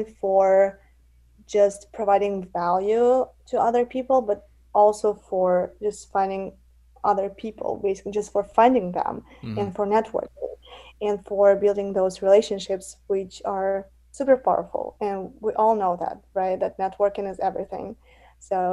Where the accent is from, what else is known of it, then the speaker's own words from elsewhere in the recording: Russia; now in United States; I'm from United States, original from Russia, but I live in the United States.